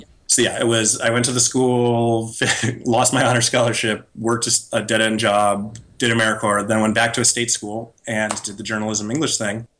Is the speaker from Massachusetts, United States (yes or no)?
yes; Massachusetts, United States; moved away as an adult; also born or lived in Wisconsin / New York / San Francisco; I'm from Massachusetts